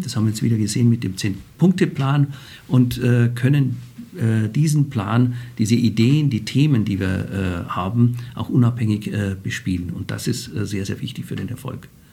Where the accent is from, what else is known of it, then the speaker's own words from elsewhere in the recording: Bavaria, Germany; accent: Bavarian dialect; now in Frankfurt, Germany; aus Bayern kommend, wie Sie an meinem Dialekt hören